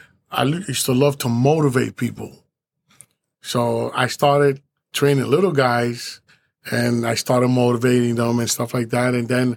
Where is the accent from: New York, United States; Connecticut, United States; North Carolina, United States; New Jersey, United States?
New Jersey, United States; Hoboken; Well, with me, you know, I grew up in Hoboken. At a young age, my stepdad, who raised us, took us all to a boxing gym. It was four boys.